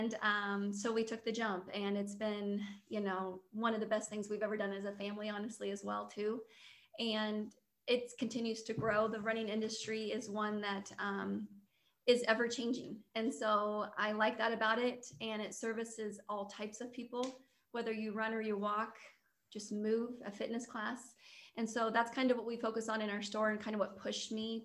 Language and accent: English; Lincoln, Nebraska, United States; I'm from Lincoln, married and have four girls